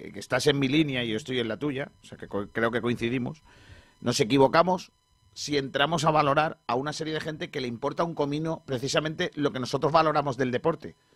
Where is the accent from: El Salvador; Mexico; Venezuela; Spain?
Spain; creo que los que no somos de Madrid, Barcelona y del Athletic, en el caso de que somos eh, los españoles